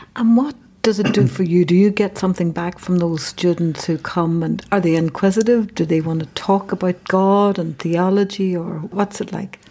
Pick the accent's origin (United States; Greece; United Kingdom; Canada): United Kingdom; Derry, Northern Ireland; from the Bogside